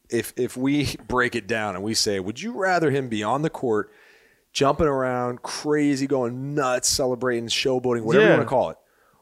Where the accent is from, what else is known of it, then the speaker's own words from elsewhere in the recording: Chicago, Illinois, United States; I'm a Chicago guy, right?